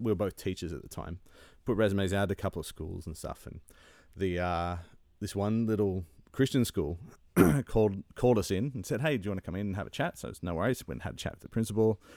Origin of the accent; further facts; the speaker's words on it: Sydney, New South Wales, Australia; moved away as an adult; now in Ontario, Canada; I grew up in Sydney